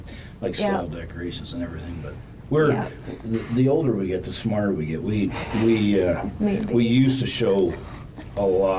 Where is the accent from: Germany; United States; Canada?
United States; Indiana; moved away as an adult; now in Ocala, United States; I'm originally from Indiana.